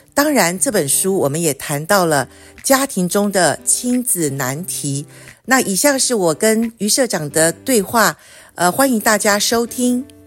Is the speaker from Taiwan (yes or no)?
yes; Taiwan; 我从小在眷村长大